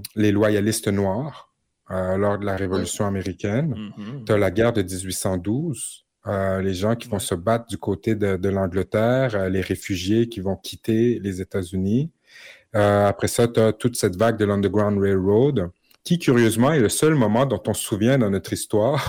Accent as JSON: {"language": "French", "region": "Quebec", "country": "Canada", "said": "pas juste en tant que Québécois, en tant que Canadien"}